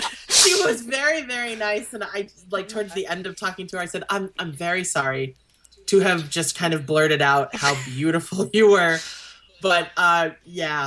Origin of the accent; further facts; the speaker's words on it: Texas, United States; I'm from Texas